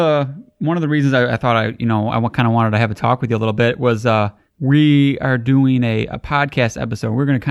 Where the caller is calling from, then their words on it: Michigan, United States; I'm calling from Michigan